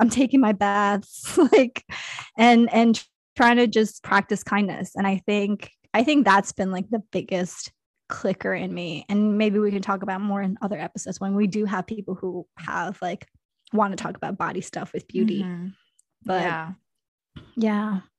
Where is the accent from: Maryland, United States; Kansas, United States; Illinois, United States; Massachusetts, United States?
Kansas, United States; born there; I mean, I was born in Kansas, so there is some country in me.